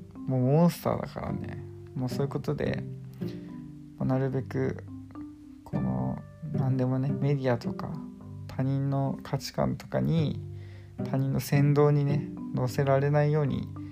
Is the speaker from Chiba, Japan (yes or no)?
yes; Chiba, Japan; 私の地元千葉なんですけど